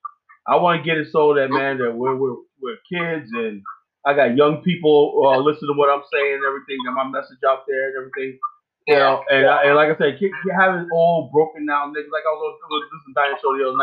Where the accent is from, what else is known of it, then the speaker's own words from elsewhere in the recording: Miami, Florida, United States; now in Richmond, United States; I'm from Overtown